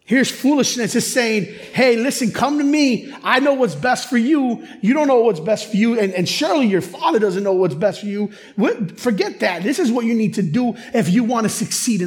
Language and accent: English; Chicago, Illinois, United States; growing up in Chicago, I grew up in urban Chicago hip hop